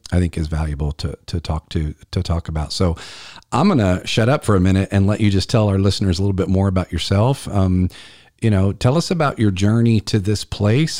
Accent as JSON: {"language": "English", "town": "Columbia", "region": "South Carolina", "country": "United States", "tie": "born or raised there", "said": "it's right here in my hometown of Columbia"}